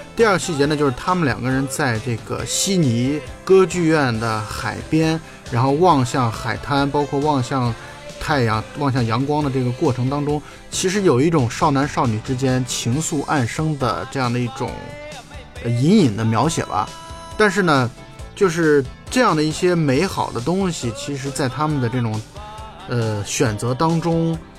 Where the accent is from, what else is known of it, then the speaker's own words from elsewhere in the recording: China; 我们中国人